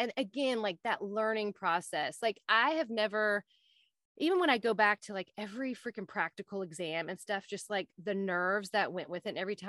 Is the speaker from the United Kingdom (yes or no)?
no; Southern United States, United States; I'm a Southerner.